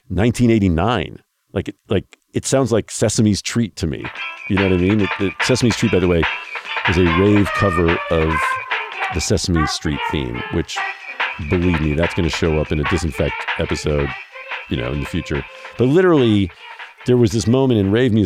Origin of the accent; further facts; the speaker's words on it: Midwest, United States; I grew up in the Midwest